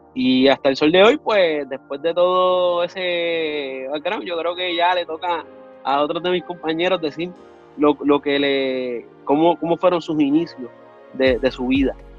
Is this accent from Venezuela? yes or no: no; Río Grande, Puerto Rico; also born or lived in Luquillo, Puerto Rico; yo soy de Río Grande y de Luquillo, Puerto Rico, del área noreste